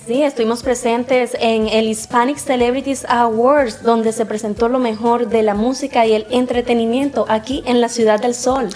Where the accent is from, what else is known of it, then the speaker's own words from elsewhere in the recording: Caribbean Region, Colombia; now in United States; extrañaba mucho mi tierrita